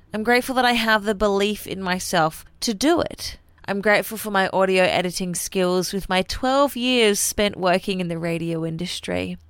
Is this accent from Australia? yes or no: yes; Australia; now in New Zealand; I'm an Aussie